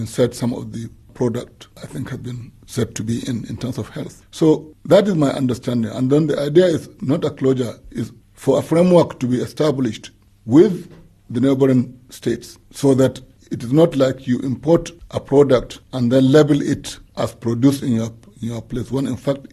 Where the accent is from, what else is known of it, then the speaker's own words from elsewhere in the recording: Nigeria; a Nigerian